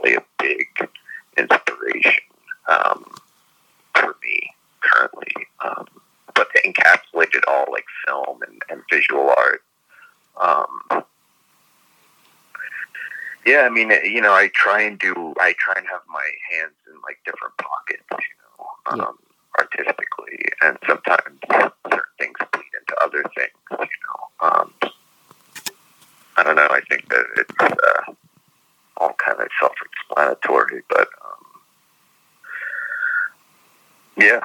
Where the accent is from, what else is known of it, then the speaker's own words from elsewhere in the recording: New York, United States; I grew up in New York